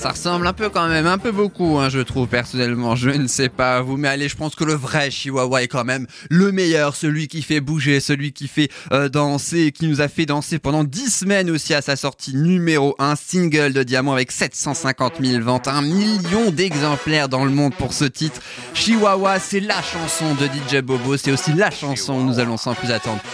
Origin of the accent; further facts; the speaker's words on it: France; chez nous en France